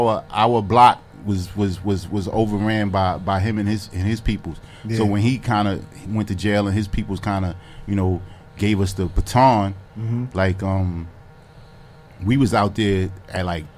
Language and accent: English; New York City, New York, United States; I'm from Queens. I'm a DJ from Queens.